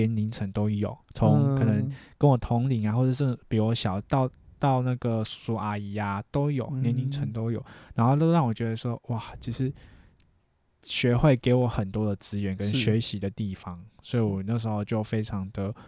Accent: Taipei, Taiwan; born there; 那时候在台北，因为我在我是台北出生的

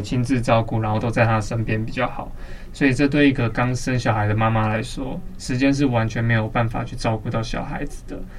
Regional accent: Banqiao, New Taipei, Taiwan; now in Taipei, Taiwan; 我虽然现在住在台北，但是其实我是板桥出生的，然后也在板桥出生的

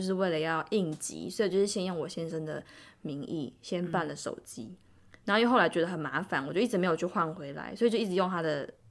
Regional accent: Taiwan; moved away as an adult; now in South Korea; 我就身为一个台湾人

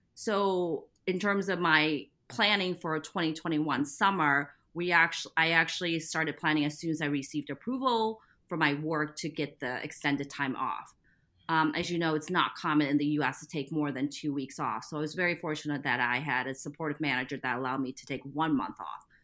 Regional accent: Midwest, United States; also born or lived in Taiwan; I was born in Taiwan and moved to the Midwest after I finished second grade

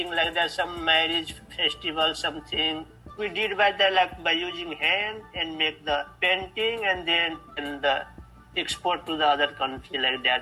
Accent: Madhubani, Bihar, India; English is a second language; now in Taiwan; I am from India and India, the, my hometown is like Madhubani, that belongs to Bihar. It, it is the near of Nepal.

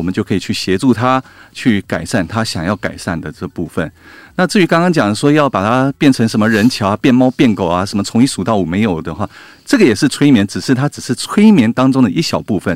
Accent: Taiwan; 身为台湾人

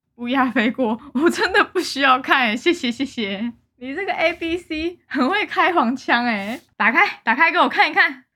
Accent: Taiwan; moved away; 我台湾人啊

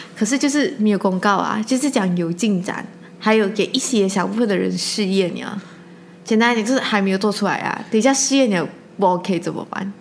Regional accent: Malaysia; 我一直做一个马来西亚人

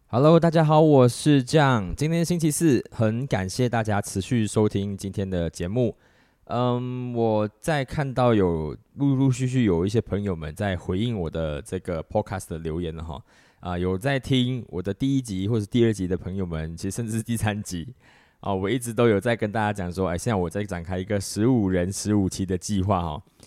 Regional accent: Malaysia; 我们马来西亚人

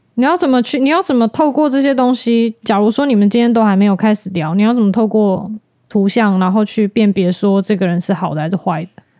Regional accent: Tainan, Taiwan; 我是台南人

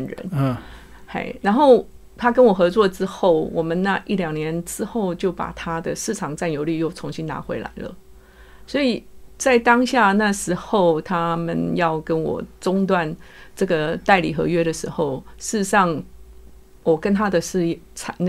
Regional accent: Taiwan; now in United Kingdom; 因为我是台湾人在英国的情形之下，然后在家里，我跟我大儿子讲中文嘛，还有讲台语

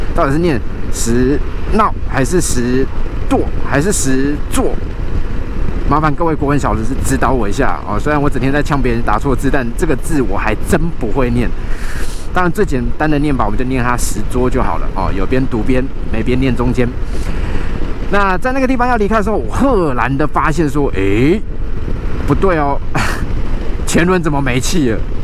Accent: Kaohsiung, Taiwan; 我们说高雄

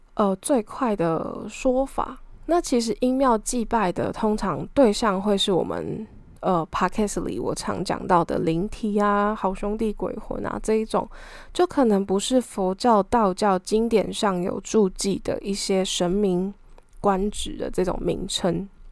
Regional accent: Taiwan; 小时候是在乡下长大的小孩，读的小学也算是蛮偏僻的，就是可能真的会被称之为乡下

